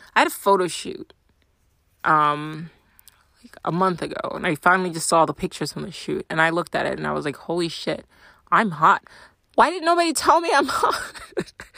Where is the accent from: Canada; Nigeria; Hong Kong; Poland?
Nigeria; moved away; I'm Nigerian